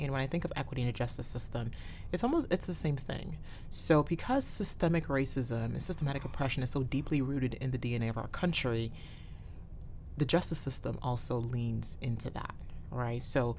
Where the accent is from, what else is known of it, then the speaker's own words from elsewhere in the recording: New Haven, Connecticut, United States; here since I was 10 years old in the New Haven area. So I think 20 years in now, I guess I can say I'm from New Haven, Connecticut, as I begrudgingly admit that.